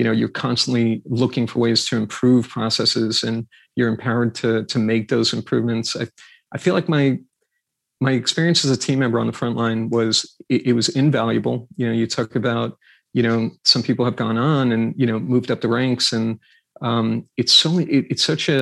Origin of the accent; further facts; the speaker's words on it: New York, United States; I grew up in New York